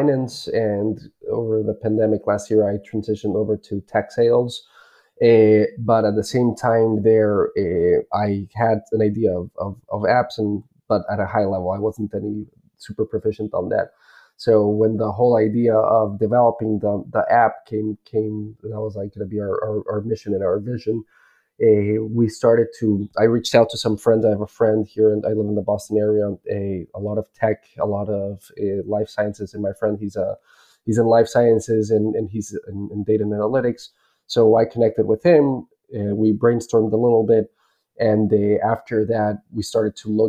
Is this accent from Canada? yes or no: no; Bolivia; moved away; I was originally born and raised in Bolivia